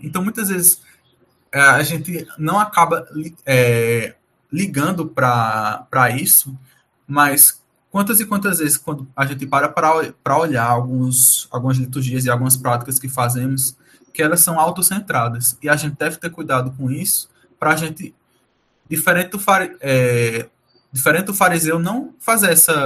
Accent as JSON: {"language": "Portuguese", "country": "Brazil", "said": "nós somos brasileiros"}